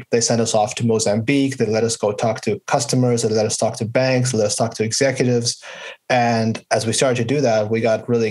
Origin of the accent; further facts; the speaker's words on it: Vancouver, British Columbia, Canada; moved away as an adult; also born or lived in Pittsburgh, United States; I grew up in Vancouver in Canada.